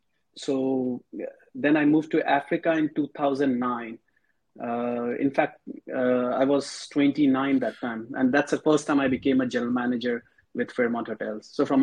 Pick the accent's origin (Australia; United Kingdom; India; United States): India; Mumbai, Maharashtra; now in Dubai, United Arab Emirates; first time I remember when I came from Mumbai to Dubai, I had the feeling, I said, how come the city, because Mumbai pace is very different.